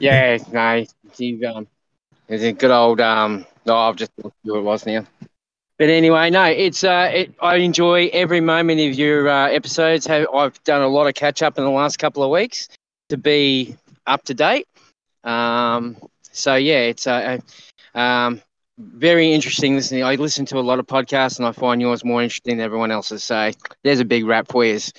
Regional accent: Queensland, Australia; I'm from Queensland, here in Australia

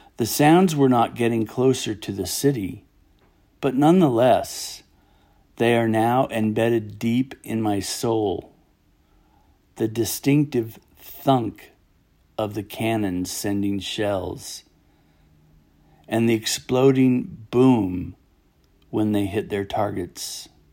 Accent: United States; the gift of being an American

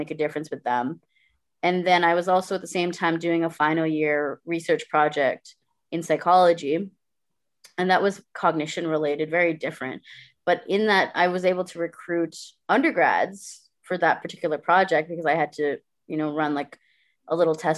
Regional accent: Guyana; moved away as an adult; also born or lived in Brampton, Ontario, Canada; now in Canada; I lived here until I was 8 in this Indo-Caribbean family because my parents are Guyanese, right? And then we moved to Guyana when I was 8, and I was there for 10 years

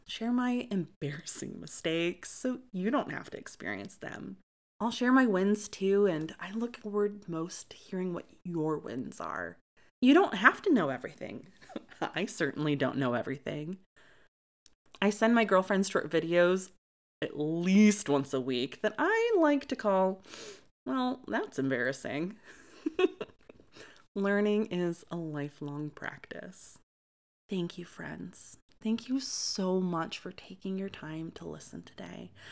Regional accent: Lansing, Michigan, United States; I was born and raised in Lansing, Michigan by my great-grandmother

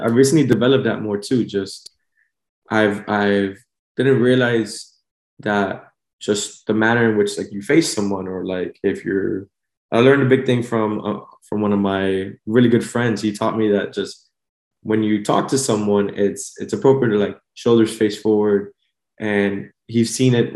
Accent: Miami, Florida, United States; also born or lived in Honduras (ancestry); I was born and raised here in Miami

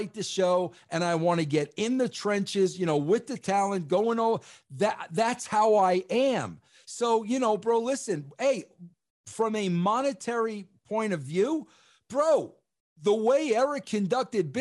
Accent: New York, United States; I'm a New Yorker and I've got an accent

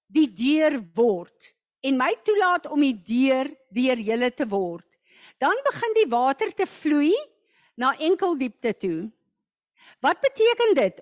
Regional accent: South Africa; baie van ons het groot geword as goeie Afrikaners in Christenhuise

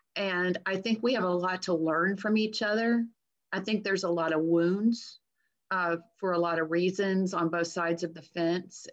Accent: Texas, United States; I'm a Texan

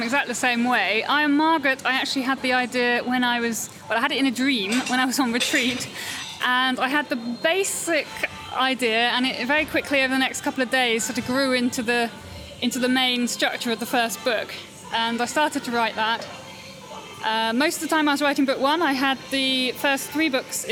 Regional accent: the Cotswolds, South West England, United Kingdom; I come from the Cotswolds, which is a very beautiful part of England. Born and raised there

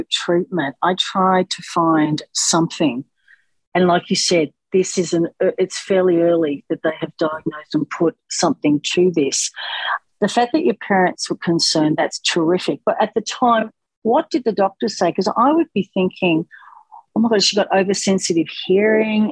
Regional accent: England, United Kingdom; I'm English

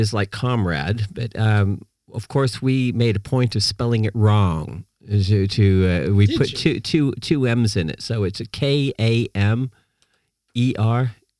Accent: California, United States; born there; also born or lived in Peru / Puerto Rico / Norway; Yeah, I was born in California. And as a kid growing up, my father was a scientist in astronomy, and we moved around. So we were in we're in Peru, we're in Puerto Rico, Norway

